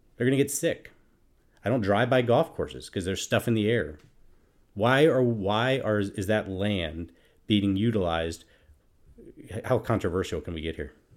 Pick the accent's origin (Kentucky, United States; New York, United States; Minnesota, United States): Minnesota, United States; I'm from Minnesota